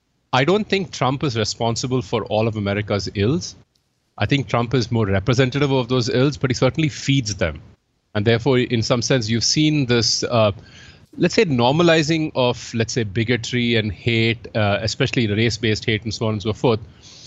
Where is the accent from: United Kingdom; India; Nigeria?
India; moved away as an adult; also born or lived in United States / Boston / New York; now in Toronto, Canada; So I'm originally from India. So I moved to the U.S. for my PhD, and I lived in the U.S. for 18 years.